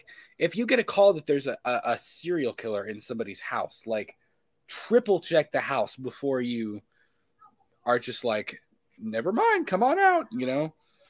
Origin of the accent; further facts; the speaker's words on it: Florida, United States; moved away; I'm originally from Florida